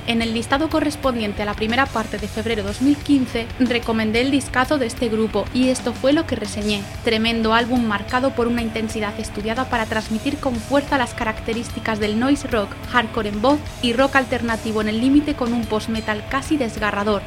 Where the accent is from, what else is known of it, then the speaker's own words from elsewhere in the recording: Valladolid, Castile and León, Spain; en mi tierra, Valladolid